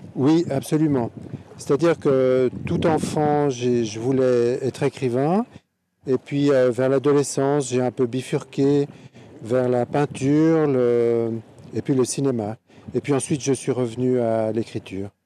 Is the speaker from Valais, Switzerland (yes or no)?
no; Geneva, Switzerland; j'aime beaucoup Genève, bon, c'est ma ville natale, euh, j'ai grandi